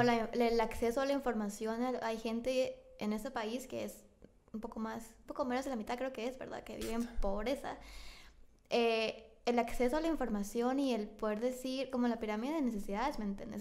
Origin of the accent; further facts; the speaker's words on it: Guatemala; ni siquiera me fui de Centroamérica